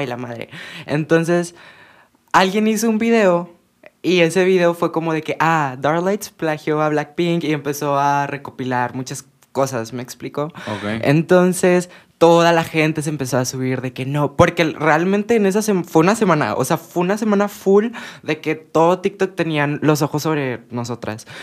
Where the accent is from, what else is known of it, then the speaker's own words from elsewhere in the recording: Mexico; por nosotras ser de México